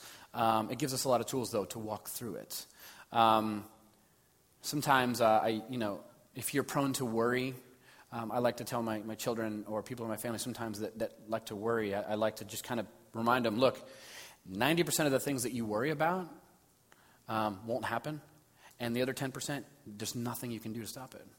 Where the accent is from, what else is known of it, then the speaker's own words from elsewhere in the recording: Los Angeles, California, United States; I grew up in in Los Angeles at a very sort of conservative Baptist church